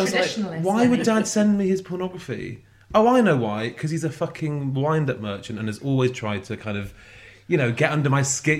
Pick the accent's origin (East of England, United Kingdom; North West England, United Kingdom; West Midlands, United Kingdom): North West England, United Kingdom; Altrincham; moved away; We actually don't live in Manchester anymore. So I can tell. I grew up in Altrincham.